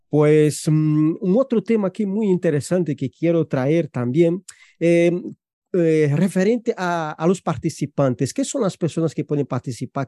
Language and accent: Spanish; Brazil; Spanish is a second language; now in Spain; yo soy brasileño